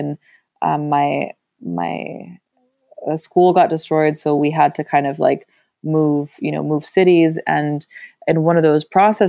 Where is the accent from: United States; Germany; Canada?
Germany; Berlin; born there; English is a second language; My mother is Russian. My father is German. I was born in Berlin, but I've been to 15 different schools across 3 different languages. So English, German, and Spanish.